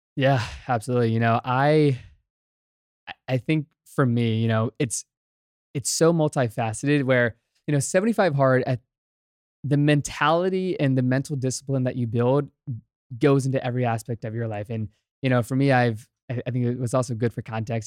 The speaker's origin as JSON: {"language": "English", "region": "Virginia", "country": "United States", "tie": "born or raised there", "said": "I'm born and raised in Virginia, grew up in a small town"}